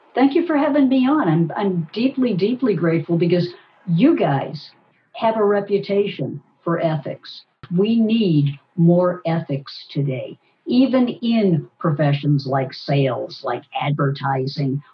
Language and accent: English; Boston, Massachusetts, United States; Boston, my hometown